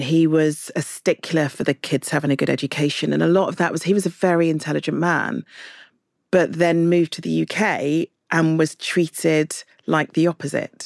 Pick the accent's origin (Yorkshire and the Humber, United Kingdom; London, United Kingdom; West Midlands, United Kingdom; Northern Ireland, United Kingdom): London, United Kingdom; I'm from London